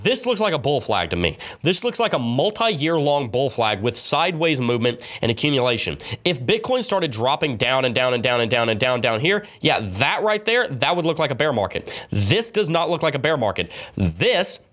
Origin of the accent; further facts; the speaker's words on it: the South, United States; accent: southern; My southern accent comes out sometimes.